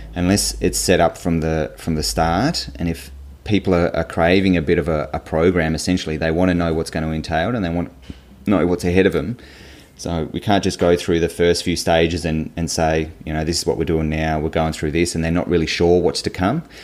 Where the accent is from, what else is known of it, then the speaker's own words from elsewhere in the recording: Hobart, Tasmania, Australia; I grew up in in Hobart, in Tasmania